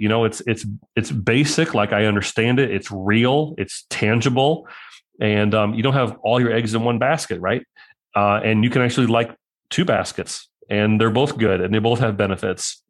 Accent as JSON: {"language": "English", "town": "Mahomet", "region": "Illinois", "country": "United States", "said": "from Mohammed, Illinois"}